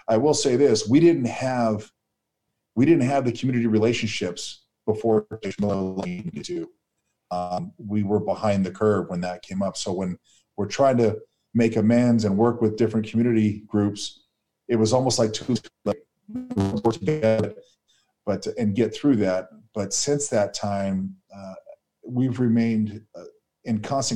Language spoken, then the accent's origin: English; Chino Hills, California, United States; also born or lived in La Habra, California; I grew up in Chino Hills area.